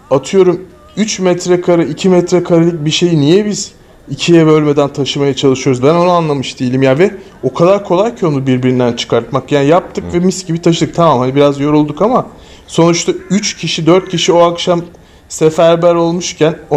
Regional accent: Turkey; Biz Türkler olarak full Arjantin'i destekliyorduk tabii ki.

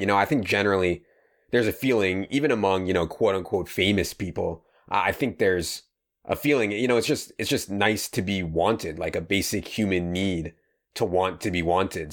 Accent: Fairfax County, Virginia, United States; we're both from Fairfax County in Virginia, and I went to W.T. Woodson

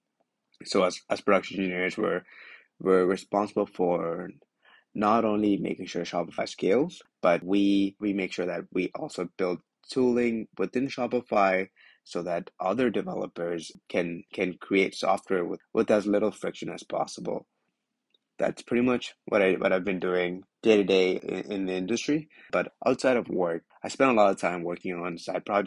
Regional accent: Canada; moved away as an adult; now in New York City, United States; I'm a Canadian, well, based out of New York City. I just moved here a couple months ago

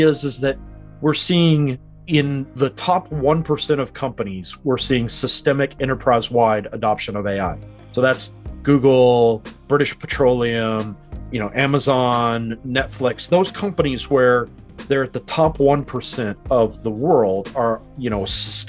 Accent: United States; moved away as an adult; now in New Zealand; I'm originally from America, but I've been in New Zealand since 2013

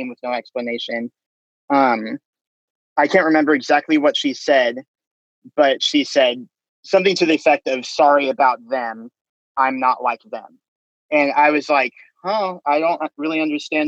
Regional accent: Austin, Texas, United States; also born or lived in Japan; I was born in Japan. So he retired and then we moved to Austin

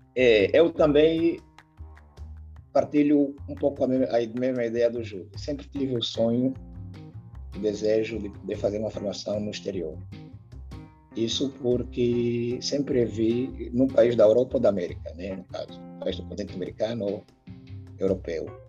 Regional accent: Angola; now in Brazil; Sou angolano e estudante do curso de Engenharia de Produção da UFOB

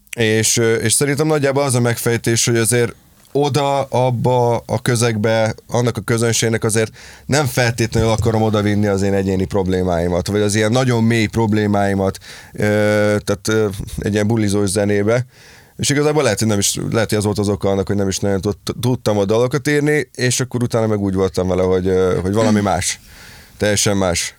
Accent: Dunaújváros, Fejér, Hungary; also born or lived in Pécs; amikor én Pécsről hazaköltöztem még annó Dunajvárosba

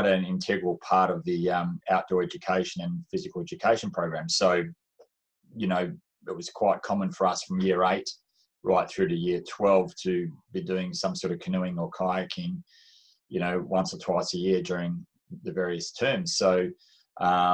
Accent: Swan Valley, Western Australia, Australia; I grew up in the Swan Valley in Western Australia

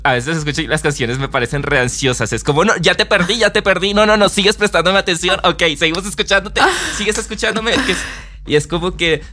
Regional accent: Colombia; yo me crié en Colombia escuchando champeta y mm. salsa y música latina

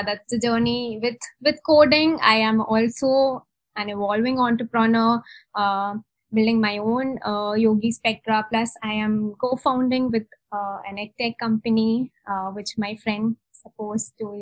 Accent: Mumbai, Maharashtra, India; moved away as an adult; now in Bangalore, India; So I'm from Mumbai. I'm born and brought up in Mumbai.

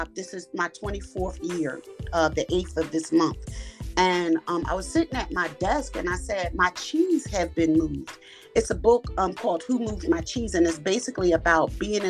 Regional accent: Philadelphia, Pennsylvania, United States; I'm from Philadelphia, Pennsylvania.

